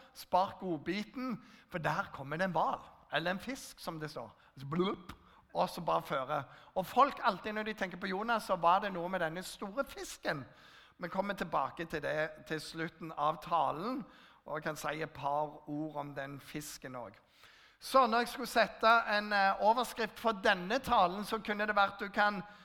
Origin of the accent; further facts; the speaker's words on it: Jæren, Rogaland, Norway; Jeg kommer fra Jæren